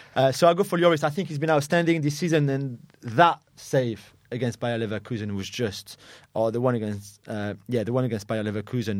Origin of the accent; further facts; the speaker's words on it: France; moved away; in our country, in France